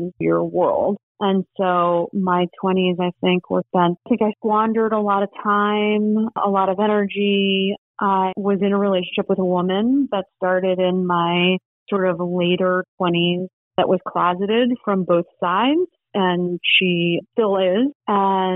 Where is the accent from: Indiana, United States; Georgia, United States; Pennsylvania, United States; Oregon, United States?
Pennsylvania, United States; Kutztown; moved away; we grew up in Kutztown